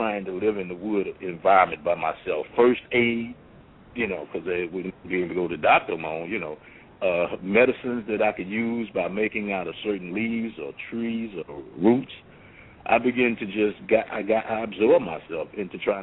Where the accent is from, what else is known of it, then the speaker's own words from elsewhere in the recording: New Orleans, Louisiana, United States; moved away as an adult; I was born and raised in New Orleans